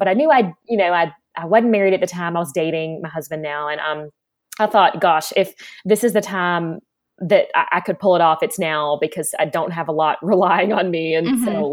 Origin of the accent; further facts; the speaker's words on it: Raleigh, North Carolina, United States; also born or lived in Charleston, South Carolina; I grew up in Charleston, South Carolina for my first half of childhood and Raleigh, North Carolina for the second half of childhood